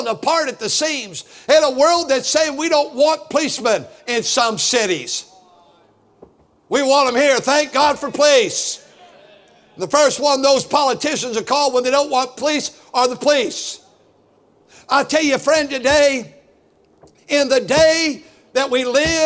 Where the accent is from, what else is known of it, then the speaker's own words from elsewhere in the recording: Fremont, California, United States; I grew up right here in Centerville, which is now Fremont.